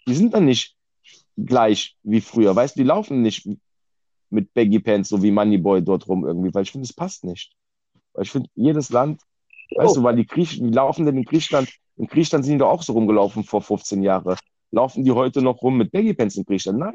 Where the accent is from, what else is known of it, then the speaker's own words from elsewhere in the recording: Germany; ich bin in Deutschland geboren, weil meine Eltern auch nach Deutschland gekommen sind, ja. So. Ich bin direkt hier geboren